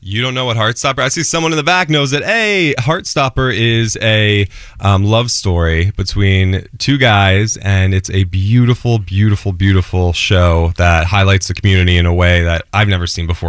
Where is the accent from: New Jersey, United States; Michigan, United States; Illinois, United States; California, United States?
New Jersey, United States; I'm an Italian from Jersey